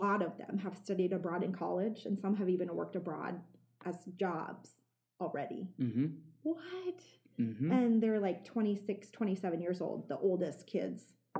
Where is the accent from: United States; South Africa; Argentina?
United States; the middle of Nebraska; also born or lived in Minnesota; now in York, United States; I was this kid from Nebraska the middle of Nebraska that had hardly ever traveled because I'm one of five kids, right?